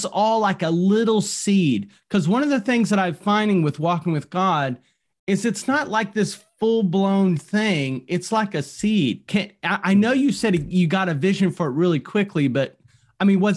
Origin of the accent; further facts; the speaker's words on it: North Carolina, United States; I'm from North Carolina